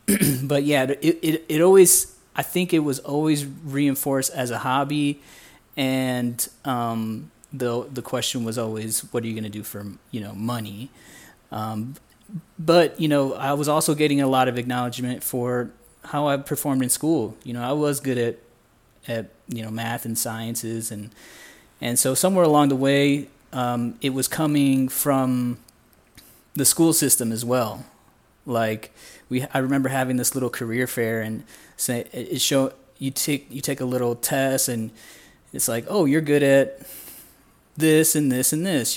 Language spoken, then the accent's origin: English; Indiana, United States; moved away as an adult; also born or lived in Houston; now in Guatemala; I was born in Indiana in the U S, um, born and raised out there